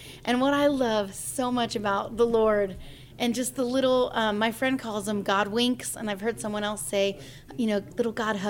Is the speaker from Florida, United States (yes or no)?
no; California, United States; moved away; also born or lived in Nashville, Tennessee; because I'm from California